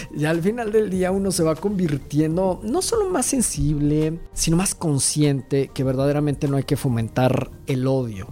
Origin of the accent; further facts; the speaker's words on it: Mexico; las personas que somos mexicanos y latinoamericanos